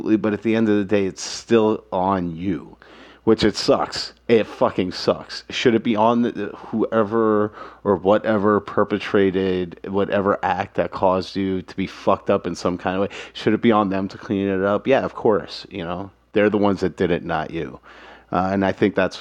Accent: New York City, New York, United States; Growing up in Manhattan, my family had money

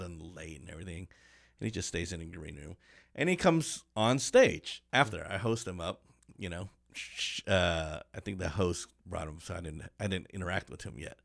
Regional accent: Kansas City, Kansas, United States; moved away as an adult; also born or lived in Detroit; I'm from Kansas City

